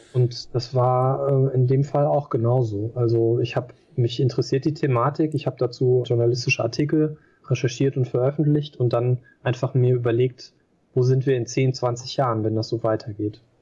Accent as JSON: {"language": "German", "country": "Germany", "said": "ich bin hier halt zu Hause, ich bin Deutscher"}